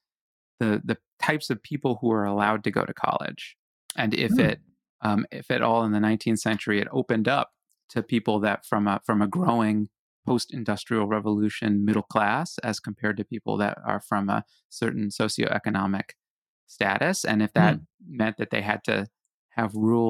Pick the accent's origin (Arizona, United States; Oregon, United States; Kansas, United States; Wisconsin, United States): Arizona, United States; Tucson; I'm from Tucson